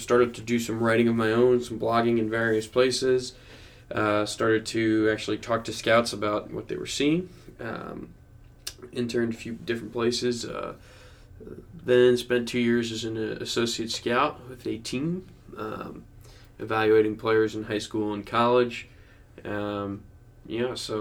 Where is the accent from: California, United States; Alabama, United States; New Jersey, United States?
New Jersey, United States; I grew up in New Jersey